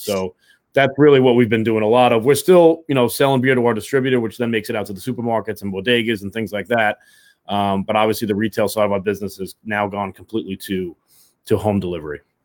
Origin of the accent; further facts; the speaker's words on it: New York City, New York, United States; we're both from West Brighton. You know, we we grew up, you know, a block away from each other